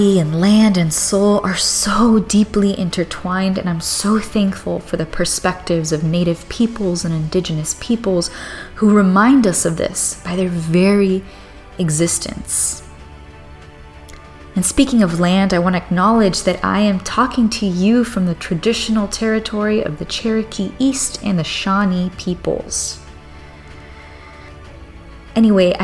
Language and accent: English; Cuba; my island